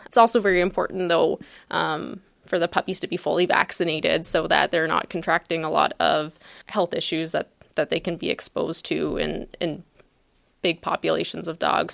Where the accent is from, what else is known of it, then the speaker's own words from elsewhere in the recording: Ontario, Canada; moved away as an adult; also born or lived in Guelph, Ontario / St. Kitts / Minnesota; now in Palatine, United States; I'm Canadian, so my journey actually started in Ontario